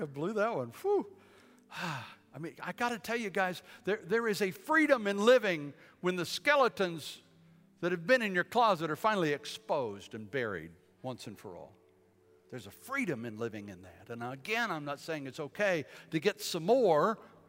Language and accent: English; Bladenboro, North Carolina, United States; also born or lived in Fort Bragg / Detroit; I was born in Fort Bragg, grew up in Bladenboro, North Carolina, a little town, southeast part of the state.